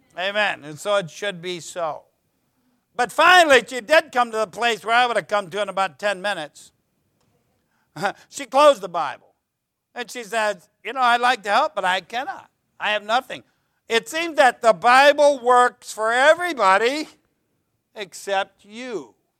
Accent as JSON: {"language": "English", "country": "United States", "said": "I love my country. You know, I know it's got a lot of problems, but I'm not ashamed to be an American"}